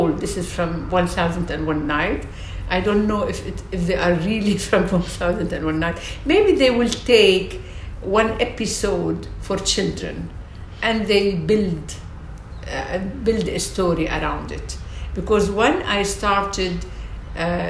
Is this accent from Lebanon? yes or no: yes; Lebanon; moved away as an adult; also born or lived in Cairo, Egypt; now in London, United Kingdom; I'm a Lebanese. I was born in Lebanon